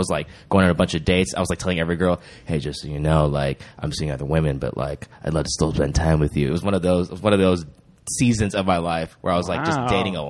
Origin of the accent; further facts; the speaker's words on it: Georgia, United States; now in Los Angeles, United States; so I grew up in Georgia, which is like zero.